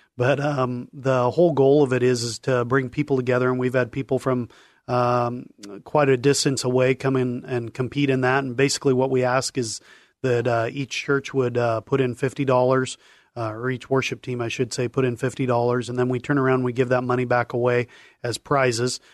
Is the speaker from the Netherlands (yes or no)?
no; Longview, Washington, United States; Grew up in, in Longview, Washington, uh, born and raised